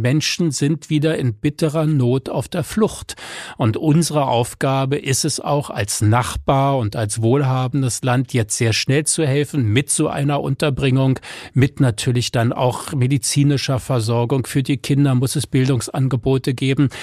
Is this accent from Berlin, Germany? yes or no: yes; Berlin, Germany; wir eben auch in einer eingemauerten, aber trotzdem ja freien Stadt, was Rechte anbelangte, leben konnten